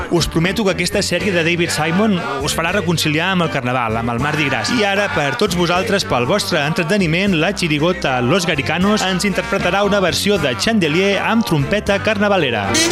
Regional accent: Reus, Catalonia, Spain; sóc de Reus

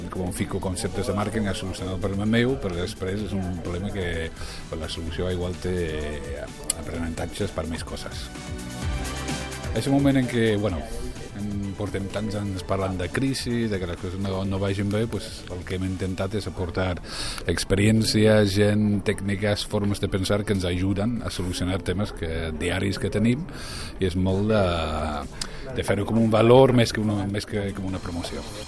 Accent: England, United Kingdom; moved away; soc anglès

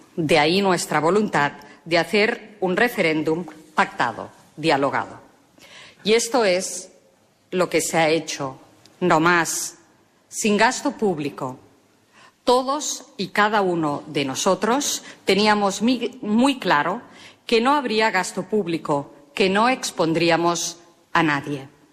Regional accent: L'Hospitalet de Llobregat, Catalonia, Spain; los catalanes nos dotamos de un nuevo estatuto

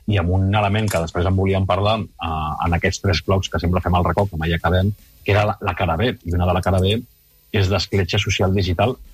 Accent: Spain; first language Spanish; Catalan is a second language; A mi el castellà, com comprendreu, la meva llengua materna és el castellà

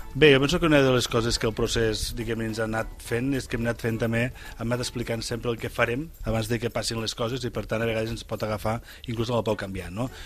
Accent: Catalonia, Spain

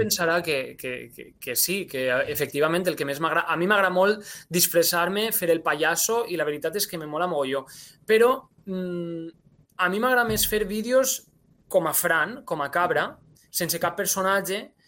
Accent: La Vila Joiosa, Valencian Community, Spain; first language Valencian; al meu poble, la Vila Joiosa, que és la capital de la comarca, la Marina Baixa

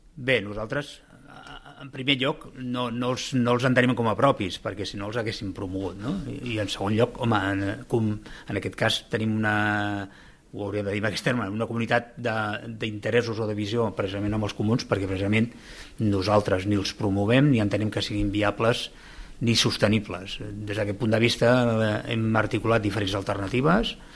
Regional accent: Lloret de Mar, Catalonia, Spain; sóc de Lloret de Mar

